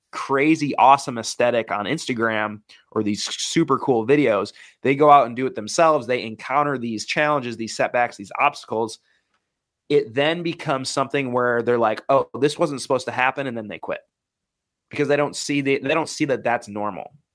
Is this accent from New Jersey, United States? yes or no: no; Wisconsin, United States; I grew up in the Midwest, Wisconsin.